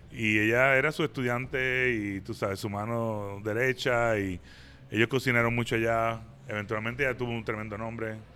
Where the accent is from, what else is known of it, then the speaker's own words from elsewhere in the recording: San Juan, Puerto Rico; moved away as an adult; also born or lived in New York, United States; now in Atlanta, United States; Yo crecí yendo al hipopótamo, a, ¿cómo se llama entonces? La sidra y todo ese tipo de bakeries